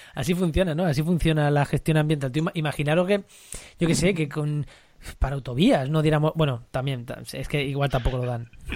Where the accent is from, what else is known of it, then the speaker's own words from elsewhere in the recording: Albacete, Castilla-La Mancha, Spain; como manchego albaceteño que soy